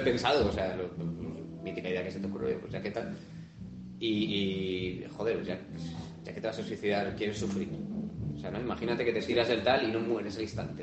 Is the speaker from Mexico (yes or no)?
no; Spain; yo como español de bandera y toro